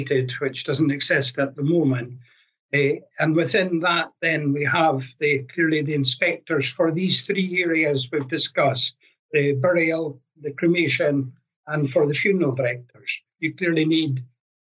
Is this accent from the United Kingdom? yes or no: yes; Caithness, far north of Scotland, United Kingdom; moved away as an adult; now in Edinburgh, United Kingdom; I'm not local to Edinburgh. I was born and brought up in the far north of Scotland in Caithness.